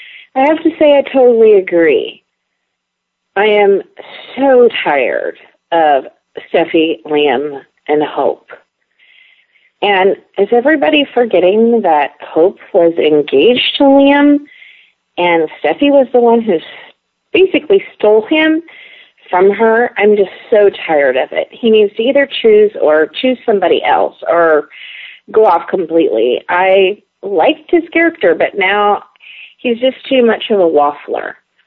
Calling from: Washington, United States; I'm calling from Washington State.

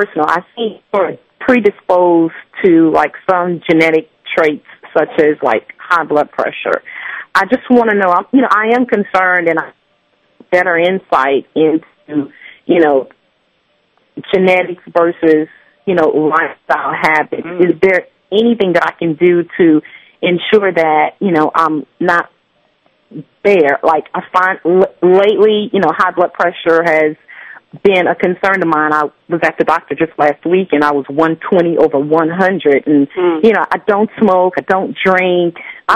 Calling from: Lafayette, Louisiana, United States; I'm from Lafayette, Louisiana.

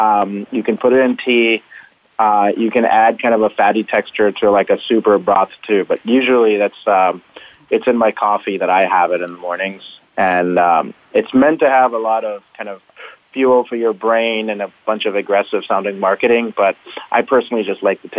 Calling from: Detroit, Michigan, United States; So I'm calling in from Detroit, Michigan, which is where Integral is based out of.

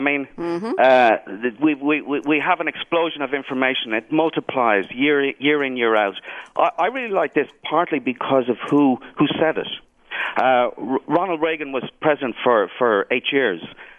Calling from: Dublin, Leinster, Ireland; Dublin, Ireland.

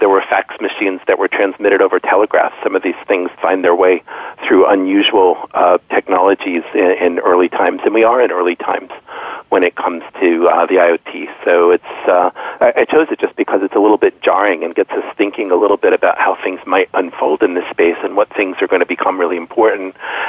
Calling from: Stamford, Connecticut, United States; I am calling in from Stamford, Connecticut, so just outside New York City

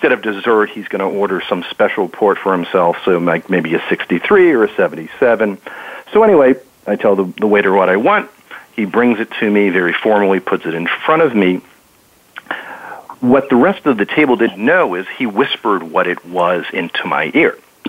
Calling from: Washington, D.C. area, United States; So I am calling you from the suburbs of Washington, D.C.

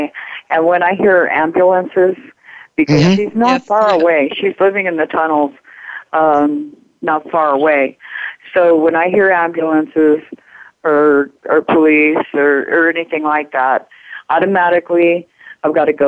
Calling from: Albuquerque, New Mexico, United States; Albuquerque, New Mexico.

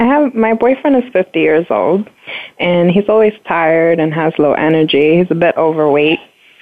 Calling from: New York, United States; I'm calling from New York.

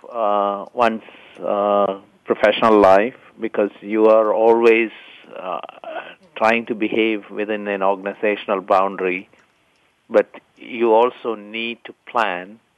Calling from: California, United States; Hi, I'm uh, calling you from the wet Bay Area.

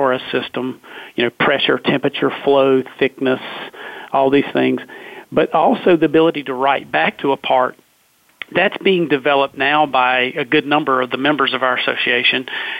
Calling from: Research Triangle Park, North Carolina, United States; Well, I'm located in Research Triangle Park, North Carolina.

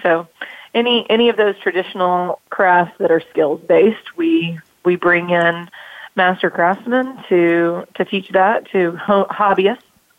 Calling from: Greenville, South Carolina, United States; I'm calling from Greenville, South Carolina.

